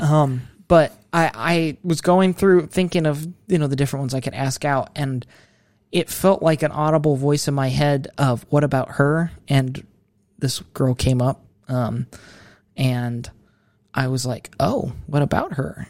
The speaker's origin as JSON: {"language": "English", "town": "Mansfield", "region": "Ohio", "country": "United States", "said": "I am from Ohio, Mid Ohio, Mansfield."}